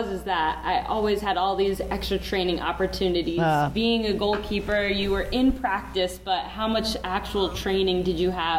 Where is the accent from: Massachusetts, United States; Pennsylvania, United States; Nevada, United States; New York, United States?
Pennsylvania, United States; outside of Philadelphia; moved away; also born or lived in Vermont; I grew up outside of Philadelphia